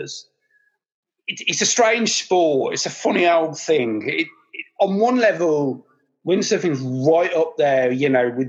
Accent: Birmingham, West Midlands, United Kingdom; being a Brummie

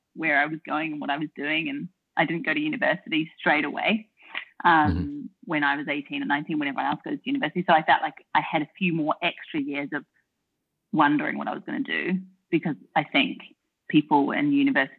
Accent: Auckland, New Zealand; moved away as an adult; also born or lived in United Kingdom / London / Melbourne, Australia; now in Australia; I'm from New Zealand. I grew up in Auckland, New Zealand, with my mum, my stepdad, my big brother and my little sister

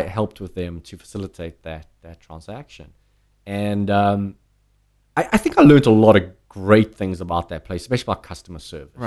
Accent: South Africa; moved away as an adult; now in United States; growing up in South Africa

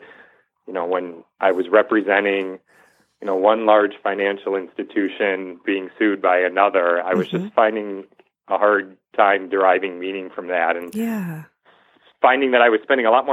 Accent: Franklin, Michigan, United States; also born or lived in Washington, D.C.; there weren't a lot of role models like that growing up in Franklin, Michigan

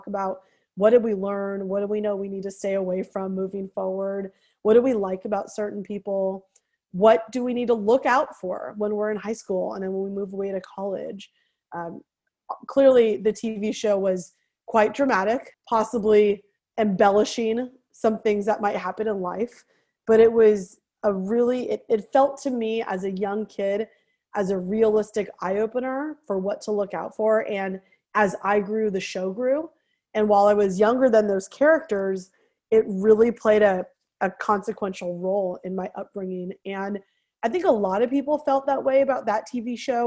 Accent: San Francisco Bay Area, California, United States; I'm from the San Francisco Bay Area. So growing up, I was surrounded by people who looked different than me

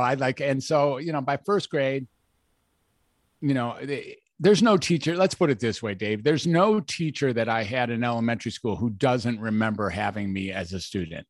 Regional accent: Detroit, Michigan, United States; I was born in Detroit, Michigan

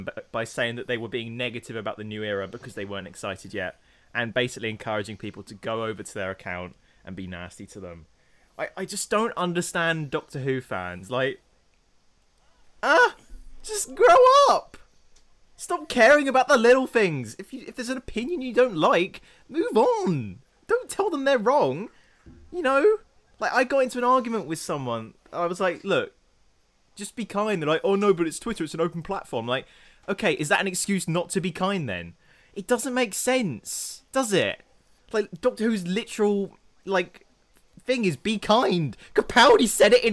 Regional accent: England, United Kingdom; I'm English

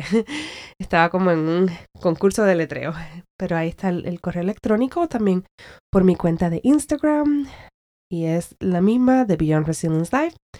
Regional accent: Puerto Rico; soy puertorriqueña y que quiero brindar más para la gente con la que me crié

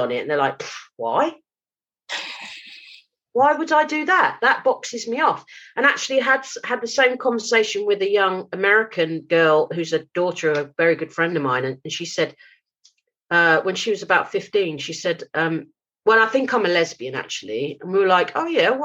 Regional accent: London, United Kingdom; moved away; Jamaican community that I grew up around in South London

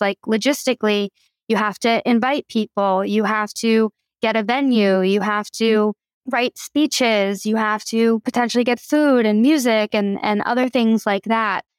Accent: Philadelphia, Pennsylvania, United States; moved away as an adult; also born or lived in Vermont; I was born and raised in Philly by my two moms

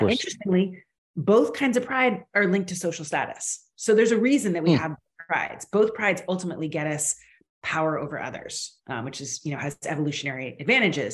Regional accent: United States; now in Canada; I'm Canadian now, but I'm originally American

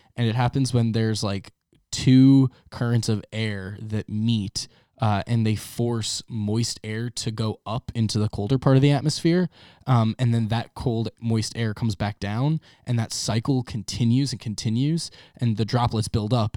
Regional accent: Long Island, New York, United States; growing up on Long Island

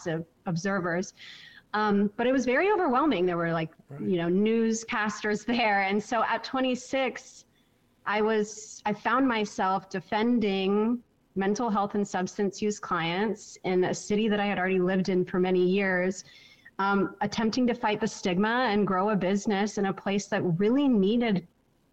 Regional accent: Orange County, California, United States; moved away; also born or lived in Santa Barbara, California; I'm from Orange County, California.

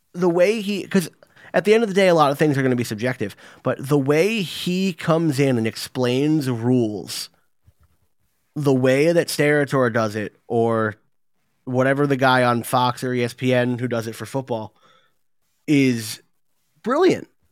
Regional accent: England, United Kingdom; now in New Jersey, United States; I'm English, I'm sitting in New Jersey in the United States

